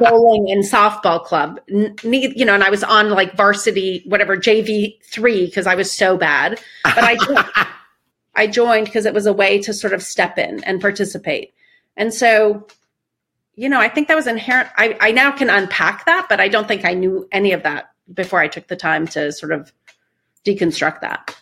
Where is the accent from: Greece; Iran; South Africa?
Iran; moved away; I grew up in Iran. We left in the middle of a revolution